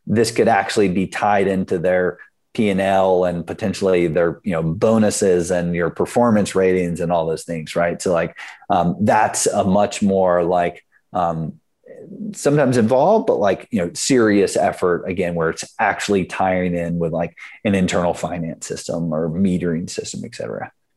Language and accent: English; South Carolina, United States; moved away as an adult; now in San Francisco, United States; I grew up in South Carolina